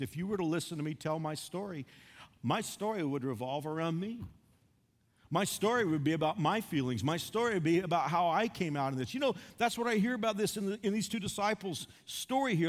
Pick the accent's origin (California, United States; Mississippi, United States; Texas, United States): Texas, United States; Fort Worth; moved away; I drove to my hometown of Fort Worth.